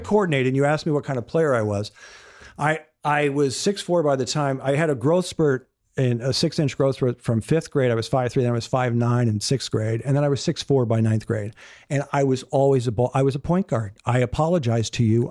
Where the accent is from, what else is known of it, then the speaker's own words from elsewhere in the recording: Minnesota, United States; moved away; growing up in Minnesota